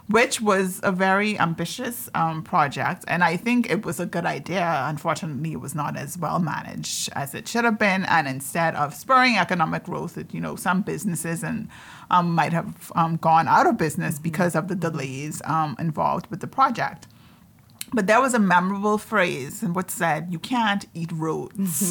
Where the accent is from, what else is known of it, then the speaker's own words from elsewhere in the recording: Andros, Bahamas; I'm from Andres